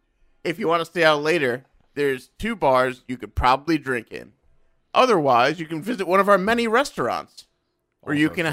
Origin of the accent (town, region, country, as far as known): Rockville Centre, New York, United States; born or raised there